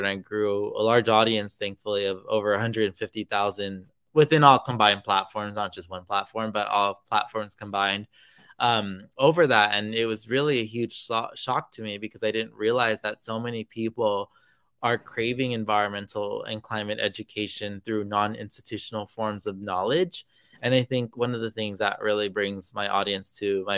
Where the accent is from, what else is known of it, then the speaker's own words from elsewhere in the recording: Los Angeles, California, United States; growing up in Los Angeles